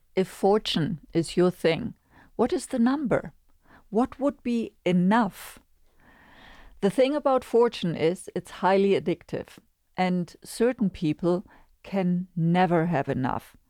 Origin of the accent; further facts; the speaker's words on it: Germany; moved away; in the most densely populated area in my home country, Germany.